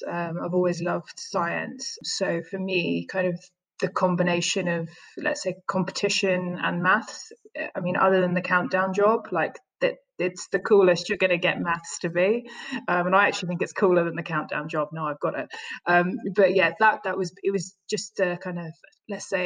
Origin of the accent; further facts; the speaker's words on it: London, United Kingdom; I grew up in the East End of London